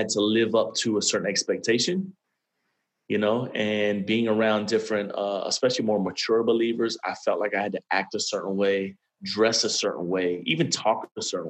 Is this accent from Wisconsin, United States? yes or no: no; Miami, Florida, United States; now in Atlanta, United States; I'm actually born and raised in Miami, Florida